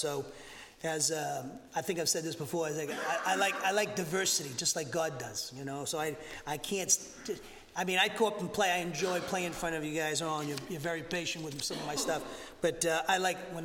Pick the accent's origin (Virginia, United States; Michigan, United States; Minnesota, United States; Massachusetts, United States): Massachusetts, United States; moved away as an adult; also born or lived in Alabama; now in Huntsville, United States; I'm from Massachusetts, okay? I'm a Yankee, and I'm your pastor here down in Alabama